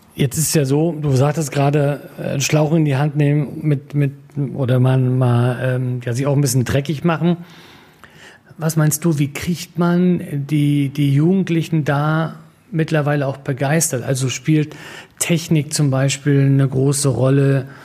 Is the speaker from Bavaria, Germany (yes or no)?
no; Rostock, Mecklenburg-Vorpommern, Germany; Ich bin in Rostock groß geworden